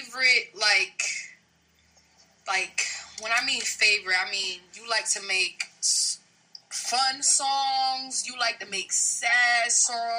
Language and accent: English; New Jersey, United States; moved away; I'm from Jersey